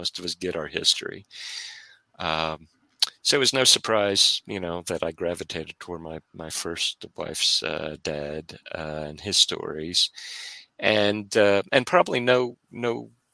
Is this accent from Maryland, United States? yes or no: yes; Maryland, United States; growing up in Maryland, we were very close to a bunch of Civil War battlefields